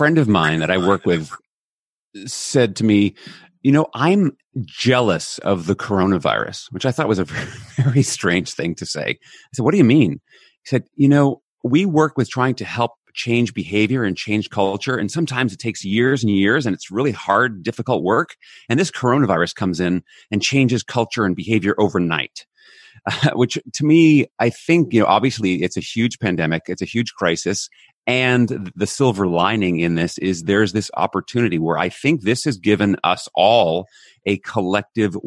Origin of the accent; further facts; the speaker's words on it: United States; moved away as an adult; now in Netherlands; I'm American by birth. I actually live in Europe right now. I'm in the Netherlands while we're recording this.